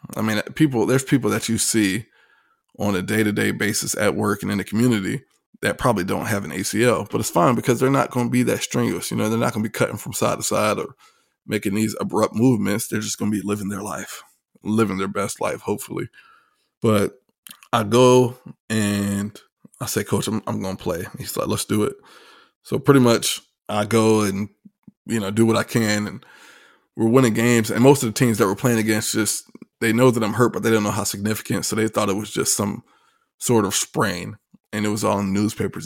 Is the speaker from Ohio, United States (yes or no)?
no; Virginia Beach, Virginia, United States; also born or lived in Hampton, Virginia; I'm from Virginia Beach, Norfolk area. Uh, dad was in the Navy, grew up right there on the coastline